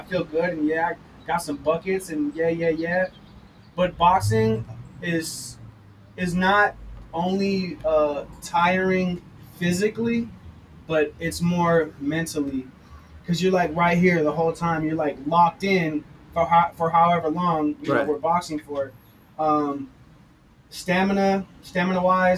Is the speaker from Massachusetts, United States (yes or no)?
no; Torrance, California, United States; I come from Torrance, California, not a little city, but it's a good sized city